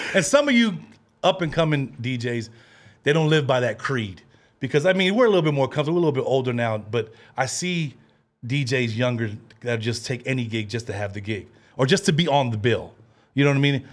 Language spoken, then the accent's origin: English; Bay Area, California, United States; We came from the Bay Area